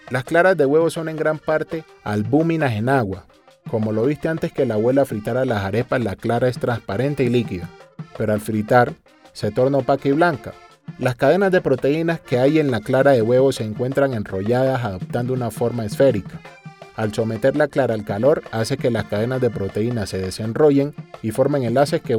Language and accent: Spanish; Barbacoa, Colombia; now in Cartagena, Colombia; Yo fui durante muchos años profesor de ciencias naturales allí en el pueblo donde nací, en Barbacoa. Pero por cosas de la vida decidí venirme para Cartagena y resulté metido en todo lo de la cocina.